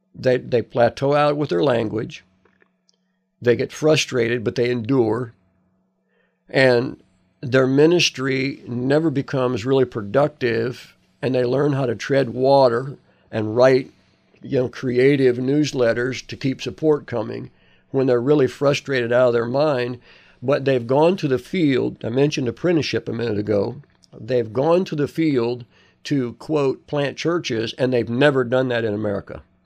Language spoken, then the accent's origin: English; United States